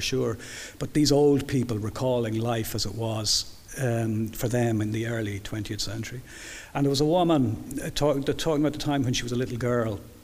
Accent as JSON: {"language": "English", "town": "Dublin", "region": "Leinster", "country": "Ireland", "said": "I'm very much a Dubliner"}